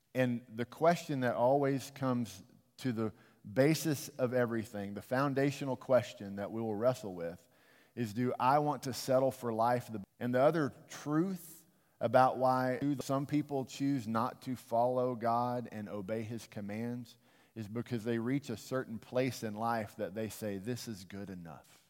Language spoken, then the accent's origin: English; United States; I love my country